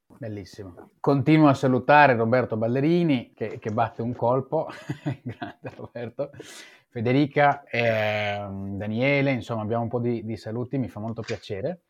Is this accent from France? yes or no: no; Israel; moved away; io sono nato e cresciuto in Israele